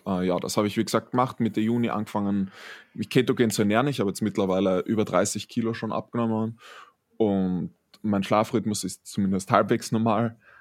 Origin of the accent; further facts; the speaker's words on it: Styria, Austria; einer der größten Zeitungen in der Steiermark, ähm, habe ich einmal eine komplette Seite bekommen als Steirer des Tages.